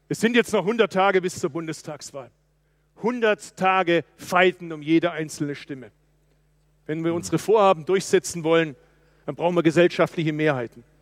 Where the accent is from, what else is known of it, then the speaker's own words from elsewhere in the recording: Baden-Württemberg, Germany; Ich bin Schwabe.